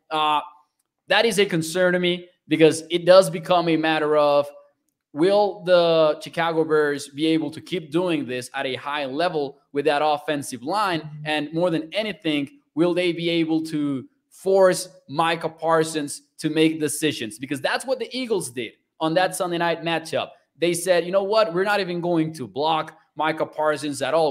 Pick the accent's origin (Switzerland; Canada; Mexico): Mexico; now in Texas, United States; I'm from Mexico